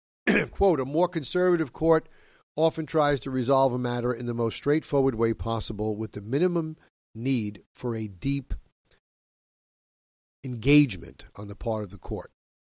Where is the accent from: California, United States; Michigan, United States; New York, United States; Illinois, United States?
New York, United States; my home state of New York